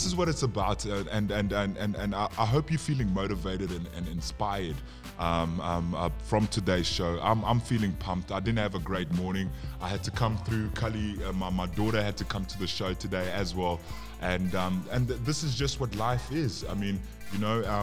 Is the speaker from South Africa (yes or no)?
yes; South Africa; also born or lived in Zambia; I'm South African, and I'm Zambian, but I'm South African